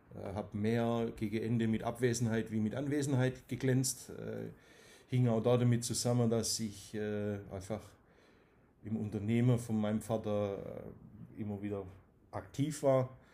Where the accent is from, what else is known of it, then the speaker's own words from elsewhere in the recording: Dusslingen, Baden-Württemberg, Germany; accent: Swabian; bin in Dusslingen geboren